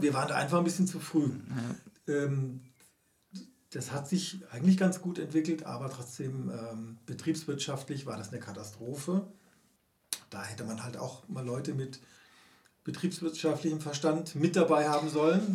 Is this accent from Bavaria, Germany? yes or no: no; Karlsruhe, Baden-Württemberg, Germany; moved away; in meiner Heimatstadt Karlsruhe